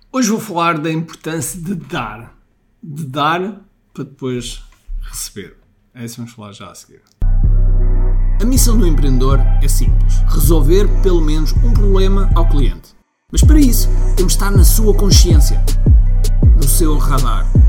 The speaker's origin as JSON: {"language": "Portuguese", "country": "Mozambique", "tie": "born or raised there", "moved": "yes", "said": "eu nasci em Moçambique"}